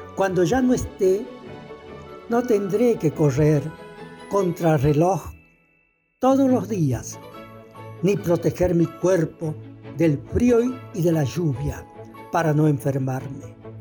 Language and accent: Spanish; El Mistol, Santiago del Estero, Argentina; moved away; also born or lived in Buenos Aires; escritor santiagueño. Nací en el Mistol, departamento Robles